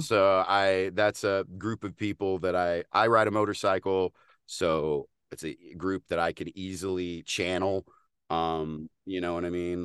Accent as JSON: {"language": "English", "region": "Texas", "country": "United States", "accent": "Texas twang", "said": "as a Texan"}